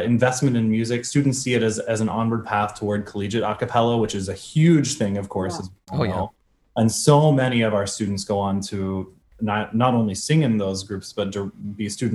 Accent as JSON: {"language": "English", "town": "Indianapolis", "region": "Indiana", "country": "United States", "tie": "born or raised there", "moved": "yes", "said": "I'm from Indianapolis, Indiana"}